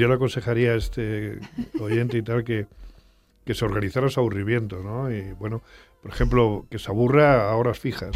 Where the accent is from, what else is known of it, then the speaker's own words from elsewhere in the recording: Extremadura, Spain; cuando yo era niño allá en mi pueblo de Extremadura